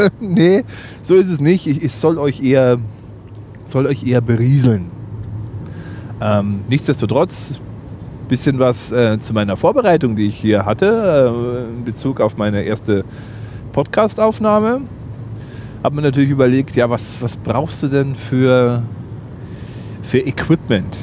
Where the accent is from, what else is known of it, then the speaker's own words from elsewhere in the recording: Bad Aibling, Bavaria, Germany; Ich lebe in Bad Aibling im schönen Oberbayern.